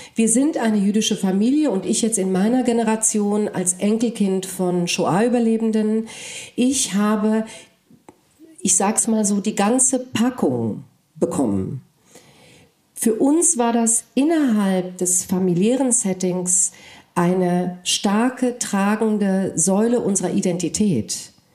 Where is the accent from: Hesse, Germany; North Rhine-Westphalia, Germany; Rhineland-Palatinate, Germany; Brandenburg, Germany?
Hesse, Germany; Frankfurt; first language Polish; German is a second language; also born or lived in Cape Town, South Africa; ich komme äh, aus Frankfurt, ja, ich lebe in Deutschland